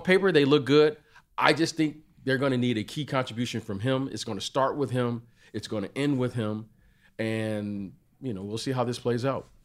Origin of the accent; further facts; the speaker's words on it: Detroit, Michigan, United States; I'm from Detroit